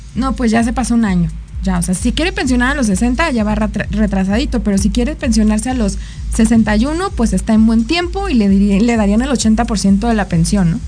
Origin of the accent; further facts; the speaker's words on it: Mexico; como mexicanos